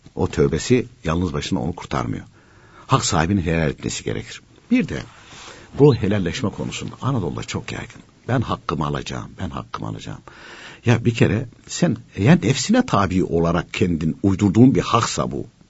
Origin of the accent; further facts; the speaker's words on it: Konya, Turkey; Ben de Konyalıyım